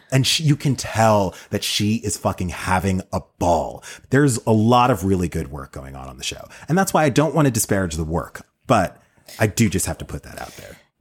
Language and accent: English; United States; as an American in twenty twenty